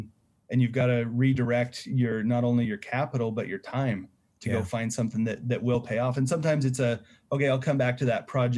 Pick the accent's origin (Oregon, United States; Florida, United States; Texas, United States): Oregon, United States; I'm from Oregon. I don't want to pay your sales tax up here.